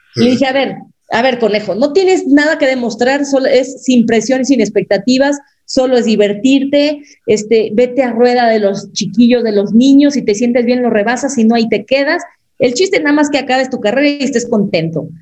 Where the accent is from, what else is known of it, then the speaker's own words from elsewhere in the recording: Mexico; nosotras como mexicanas también tenemos nuestra sangre azteca